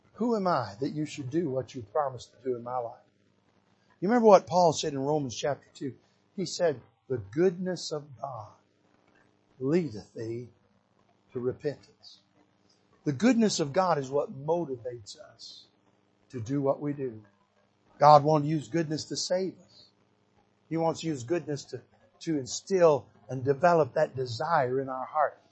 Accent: Michigan, United States; when I was a little boy growing up in Michigan, barefooted running out in the woods.

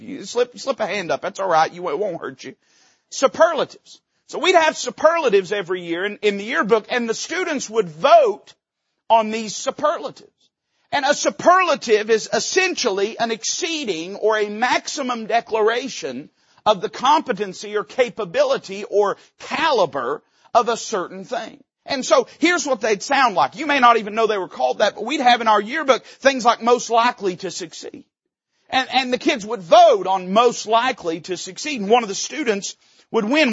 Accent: Tennessee, United States; we're hillbillies from Tennessee

